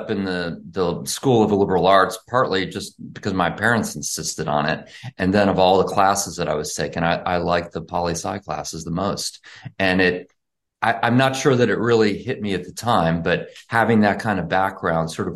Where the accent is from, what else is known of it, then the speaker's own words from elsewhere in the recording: Dallas, Texas, United States; I grew up in Dallas